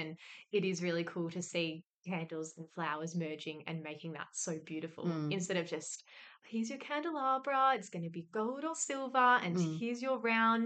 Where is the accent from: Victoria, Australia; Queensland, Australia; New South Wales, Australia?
Victoria, Australia; moved away as an adult; also born or lived in Melbourne; now in Perth, Australia; I'm originally from Victoria